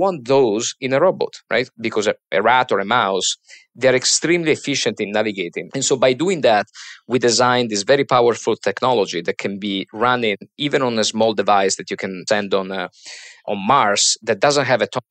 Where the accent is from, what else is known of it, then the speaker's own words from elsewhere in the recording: Trieste, Friuli-Venezia Giulia, Italy; moved away as an adult; now in Boston, United States; So I'm originally from a small city, a harbor at the most top part of the Mediterranean called Trieste, which is, say, 100 miles away from Venice. And so I grew up there